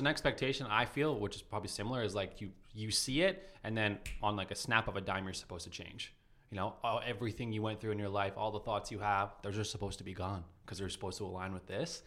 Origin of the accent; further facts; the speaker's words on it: Calgary, Alberta, Canada; my hometown